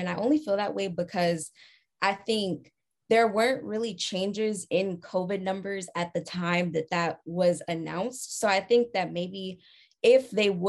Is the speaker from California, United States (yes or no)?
yes; California, United States; I'm from California